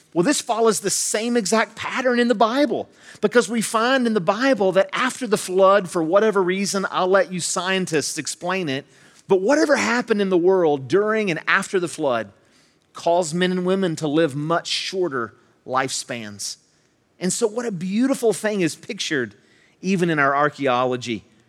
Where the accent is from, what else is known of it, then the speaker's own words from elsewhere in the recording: Charleston, West Virginia, United States; I'm from West Virginia, I'm from this, I was born in Charleston, raised here in the Kanawha Valley